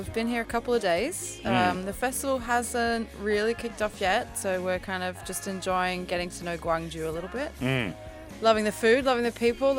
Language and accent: English; Sydney, New South Wales, Australia; moved away as an adult; now in Berlin, Germany; We are from Sydney, but we live in Berlin.